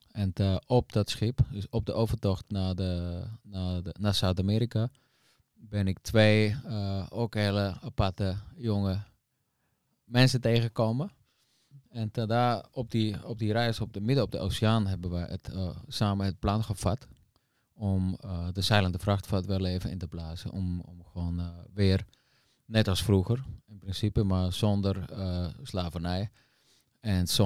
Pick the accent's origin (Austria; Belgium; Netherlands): Austria; Ja, dat komt uit de bergen, dus uit Oostenrijk.